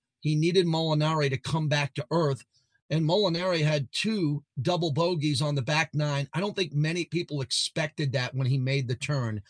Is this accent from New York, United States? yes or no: yes; Long Island, New York, United States; Bethpage Black, my home course where I grew up in Long Island, New York.